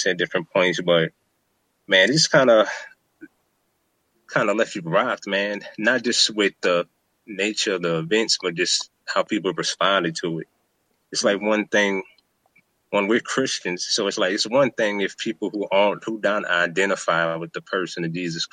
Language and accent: English; New Orleans, Louisiana, United States; from New Orleans